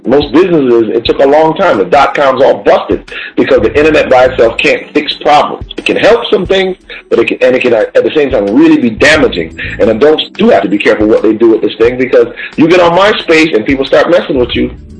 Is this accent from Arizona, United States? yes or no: no; Connecticut, United States; my home state of Connecticut